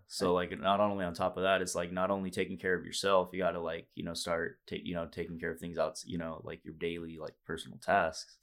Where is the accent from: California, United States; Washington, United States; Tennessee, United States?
California, United States; Fresno; moved away; all the boys back home, you know, home, hometown, Fresno, California